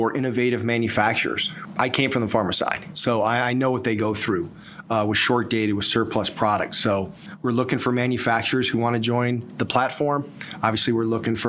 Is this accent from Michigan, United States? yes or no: no; Ohio, United States; also born or lived in High Point, North Carolina; now in Raleigh, United States; I'm originally from Ohio.